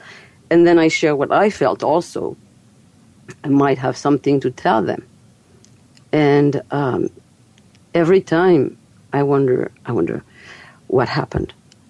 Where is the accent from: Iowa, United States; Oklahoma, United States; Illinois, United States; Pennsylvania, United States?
Iowa, United States; Fairfield; to teach a healing technique called Kolaimni in my hometown, Fairfield, Iowa.